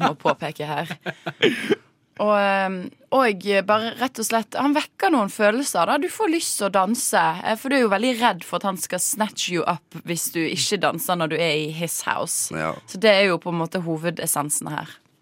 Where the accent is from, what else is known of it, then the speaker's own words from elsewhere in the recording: Western Norway, Norway; now in Oslo, Norway; vi er vestlendinger